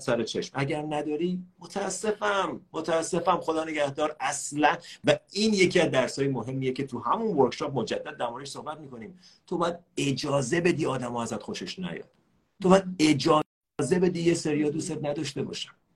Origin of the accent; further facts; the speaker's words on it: Iran; ما ایرانیام